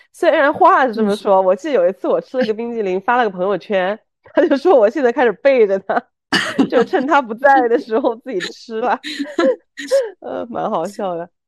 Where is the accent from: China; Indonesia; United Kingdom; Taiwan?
China; Chengdu, Sichuan; moved away as an adult; also born or lived in Hong Kong / Seoul; now in Shanghai, China; 我是成都人，从毕业到现在在香港、韩国首尔都有工作过，然后最近两年呢，都是在上海工作的